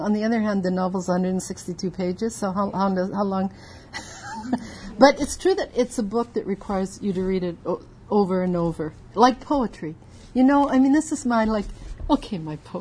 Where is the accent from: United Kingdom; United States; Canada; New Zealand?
Canada; as a Canadian